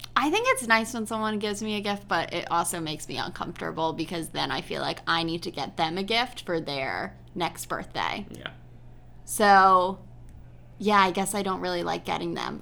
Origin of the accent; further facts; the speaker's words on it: Connecticut, United States; I grew up in Connecticut